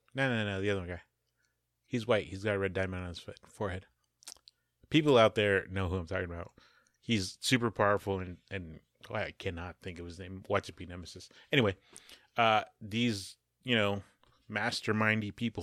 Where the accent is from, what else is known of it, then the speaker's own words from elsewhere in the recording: United States; I'm also American